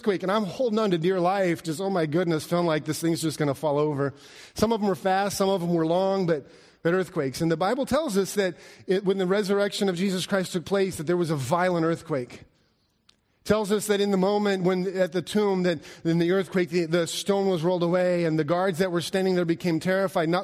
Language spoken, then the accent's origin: English; Alaska, United States; moved away; I grew up in Alaska, and growing up in Alaska, we didn't have tornadoes.